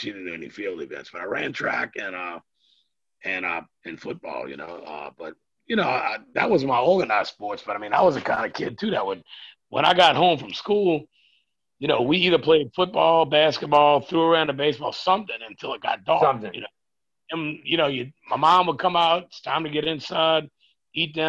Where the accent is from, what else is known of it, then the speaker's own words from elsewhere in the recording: Louisiana, United States; I live about 3 blocks from where I grew up. And if I go 1 block up to the highway, which is just, it's a highway, but it's nothing too busy or too big. If I go up 1 block from there, I'm 1 block from the Mississippi River and the levee